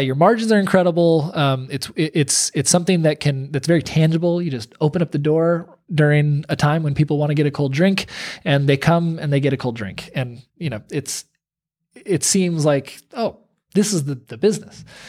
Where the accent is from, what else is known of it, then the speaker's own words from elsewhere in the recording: United States; moved away as an adult; now in Portland, Maine, United States; we're not Mainers, you know, we're from New York